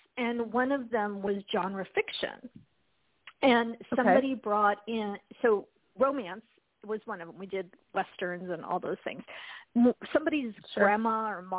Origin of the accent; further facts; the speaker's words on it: Spokane, Washington, United States; I grew up in Spokane, Washington, so I'm still living in Washington